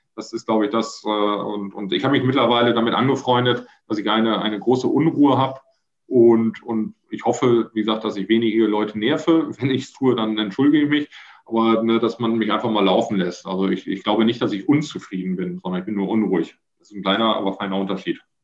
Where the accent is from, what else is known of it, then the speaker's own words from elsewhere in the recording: Germany; Dann hören sie erstmal nur den, den Deutschen und als ich dann Niederlands prate